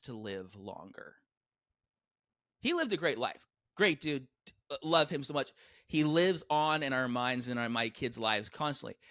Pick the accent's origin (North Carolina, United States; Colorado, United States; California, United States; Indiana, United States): California, United States; San Diego; I grew up in San Diego